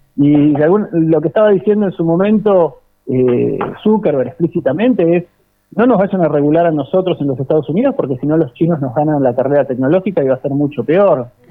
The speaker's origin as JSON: {"language": "Spanish", "country": "Argentina"}